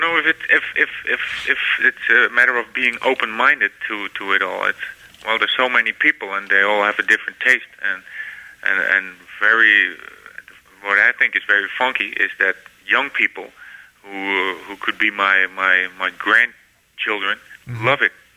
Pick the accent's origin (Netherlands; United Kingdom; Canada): Netherlands; my hometown here